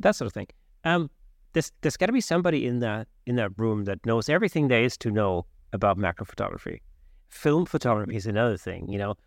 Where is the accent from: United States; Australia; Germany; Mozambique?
Germany; Southern Germany; now in London, United Kingdom; I grew up in South Germany. When I moved to London